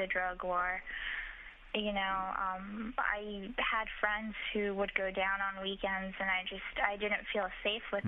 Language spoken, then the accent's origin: English; El Paso, Texas, United States; also born or lived in Chihuahua, Mexico; No, I was actually born in Chihuahua, but I grew up in El Paso.